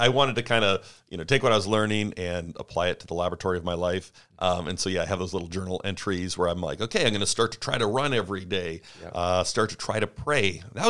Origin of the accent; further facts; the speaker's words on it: Canada; moved away as an adult; now in United States; But I grew up, born and raised in Canada, came down to the States.